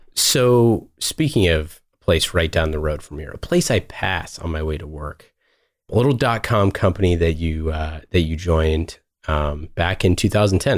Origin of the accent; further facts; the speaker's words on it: Oakland, California, United States; I was born and raised in Oakland